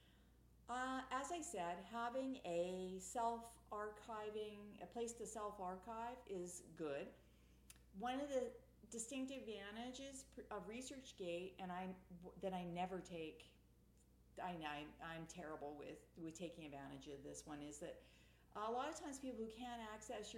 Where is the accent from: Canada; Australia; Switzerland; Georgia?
Canada; I'm Canadian